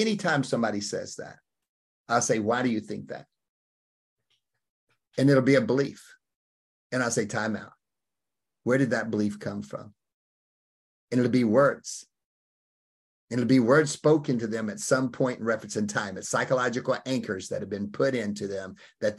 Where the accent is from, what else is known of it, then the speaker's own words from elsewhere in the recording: Opp, Alabama, United States; I came out of Op, Alabama